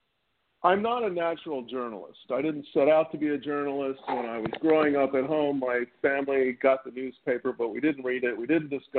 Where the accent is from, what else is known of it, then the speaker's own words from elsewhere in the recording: Baltimore, Maryland, United States; also born or lived in Charlottesville, Virginia; I grew up in Baltimore, Maryland, was born in Charlottesville